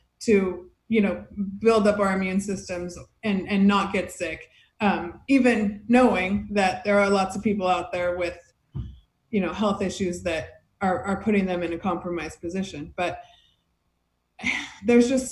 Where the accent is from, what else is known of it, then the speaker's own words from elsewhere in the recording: Fresno, California, United States; also born or lived in Hermosa Beach, California; now in Redondo Beach, United States; I grew up in Fresno